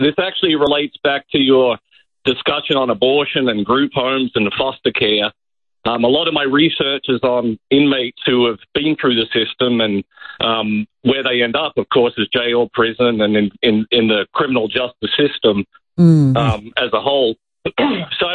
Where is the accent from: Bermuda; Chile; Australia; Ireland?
Australia; now in United States; I'm from Australia